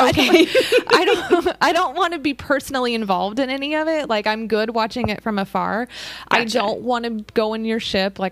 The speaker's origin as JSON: {"language": "English", "country": "United States", "said": "we're American"}